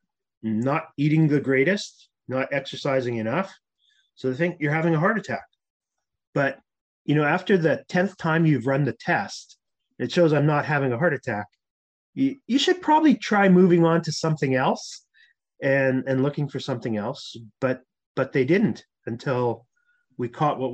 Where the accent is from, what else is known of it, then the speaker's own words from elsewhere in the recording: Winnipeg, Manitoba, Canada; moved away as an adult; also born or lived in Toronto; I'm a typical Canadian. I grew up in Winnipeg, Manitoba.